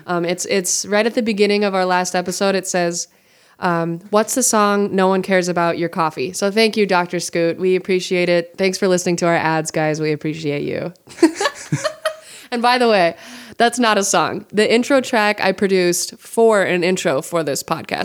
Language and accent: English; Montana, United States; I'm from Montana